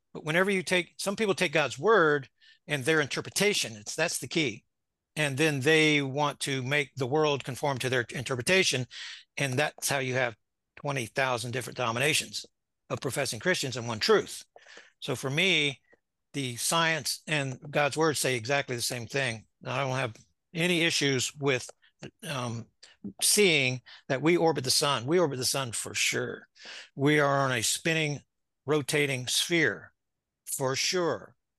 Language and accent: English; Florida, United States; moved away as an adult; now in Ozarks, United States; Went back to Florida, my home, and then relocated here in March of two thousand twenty